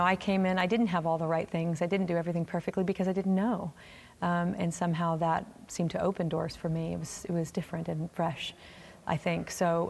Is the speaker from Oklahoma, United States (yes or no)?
yes; Oklahoma, United States; We came to a game, and I'm from Oklahoma, so